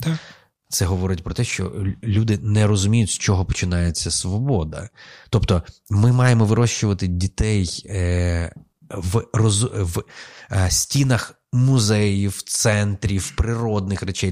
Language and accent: Ukrainian; Lviv, Lviv Oblast, Ukraine; moved away; also born or lived in Kyiv; я народився у Львові, але я приїхав іншою людиною. Я вже не львів'янин взагалі. Я приїхав після 20 років життя в Києві